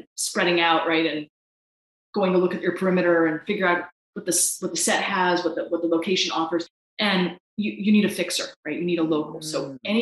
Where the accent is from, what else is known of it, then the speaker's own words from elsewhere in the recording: the Ozarks, United States; now in St. Louis, United States; I am from the Ozarks, but I haven't lived there in years. I live up north. I live in St. Louis